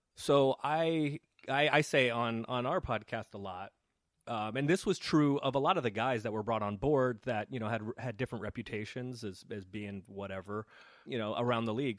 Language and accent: English; San Francisco, California, United States; I grew up, I grew up in San Francisco